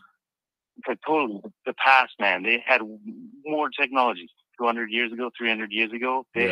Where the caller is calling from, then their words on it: British Columbia, Canada; I'm from Canada and British Columbia.